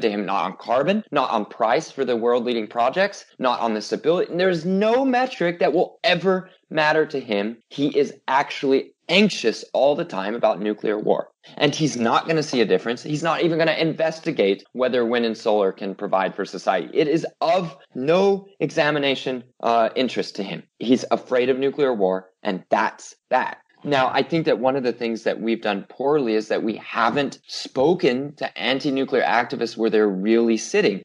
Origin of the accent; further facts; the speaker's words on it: United States; being an American